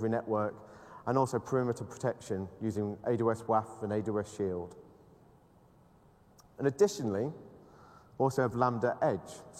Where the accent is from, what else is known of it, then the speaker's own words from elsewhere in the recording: United Kingdom; I'm British